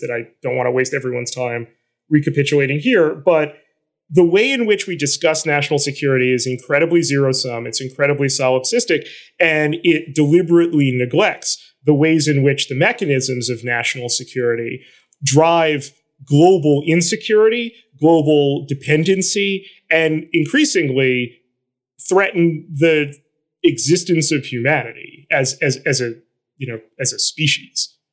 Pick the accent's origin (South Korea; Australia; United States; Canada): United States; New York City, New York; I'm from Flatbush. I live in a neighborhood that is one of the, along with Miami, hearts of the Haitian diaspora